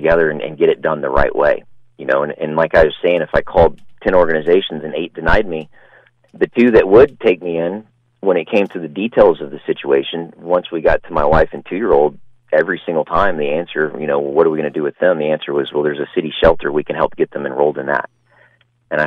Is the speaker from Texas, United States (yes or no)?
yes; Pasadena, Texas, United States; it's actually in Pasadena, Texas. That's my hometown